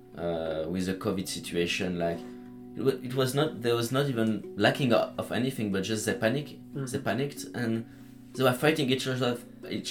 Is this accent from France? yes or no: yes; Lyon area, Auvergne-Rhône-Alpes, France; English is a second language; moved away as an adult; Well, I'm from France, from Lyon. Like the area, I'm not really a city guy. It's like my family and I were living like 30 kilometers from Lyon